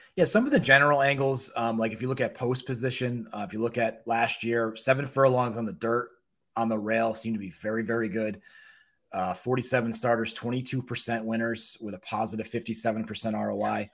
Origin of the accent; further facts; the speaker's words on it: New Haven, Connecticut, United States; New Haven, which is where I grew up.